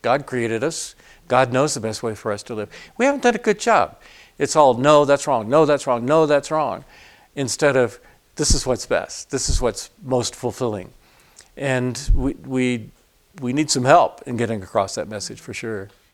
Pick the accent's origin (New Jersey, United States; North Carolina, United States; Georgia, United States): Georgia, United States; Atlanta; I grew up in Atlanta.